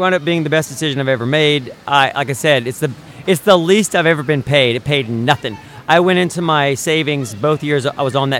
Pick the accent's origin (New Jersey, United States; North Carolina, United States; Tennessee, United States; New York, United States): Tennessee, United States; moved away as an adult; now in California, United States; I'm from the South. I'm from Tennessee.